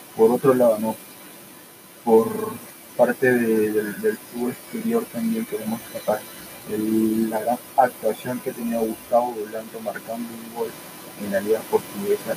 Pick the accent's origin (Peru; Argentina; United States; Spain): Peru